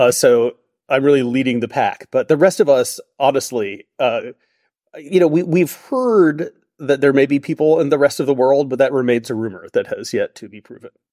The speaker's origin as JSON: {"language": "English", "country": "United States", "said": "I am American in the sense that I did grow up with that perspective on free speech"}